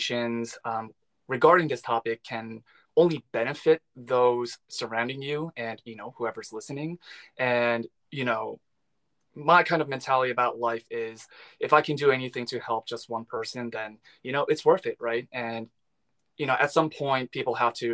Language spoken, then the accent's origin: English; Long Island, New York, United States; moved away as an adult; now in Los Angeles, United States; I was born and raised in New York. I'm Korean American.